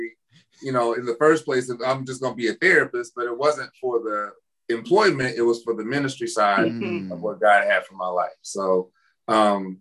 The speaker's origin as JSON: {"language": "English", "region": "Alabama", "country": "United States", "moved": "as an adult", "said": "I'm from Alabama."}